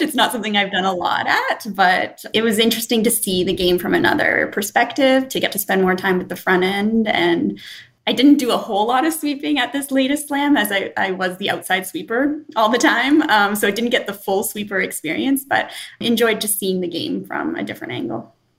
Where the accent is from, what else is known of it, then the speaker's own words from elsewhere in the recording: Sudbury, Ontario, Canada; my hometown in Sudbury